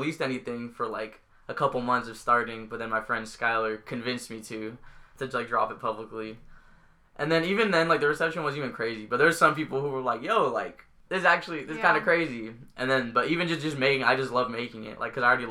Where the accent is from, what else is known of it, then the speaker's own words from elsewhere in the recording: San Diego, California, United States; I'm from San Diego. I grew up in San Diego.